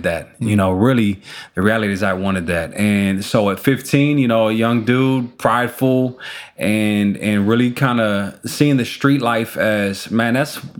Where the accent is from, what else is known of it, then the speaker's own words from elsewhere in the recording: Chicago, Illinois, United States; We're Chicago, Illinois, born and raised, and proud of being a Chicagoan